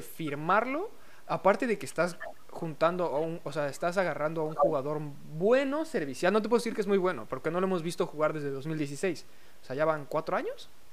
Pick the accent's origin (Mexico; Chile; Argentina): Mexico; somos mexicanos